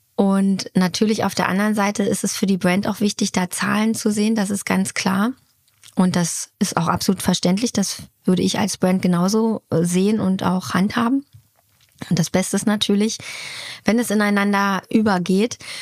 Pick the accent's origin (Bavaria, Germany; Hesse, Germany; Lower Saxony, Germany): Lower Saxony, Germany; Hanover; moved away; also born or lived in Munich; haben ein kleines Häuschen bezogen in der alten Heimat. Das heißt, äh, wir sind von, von, von München nach Hannover gezogen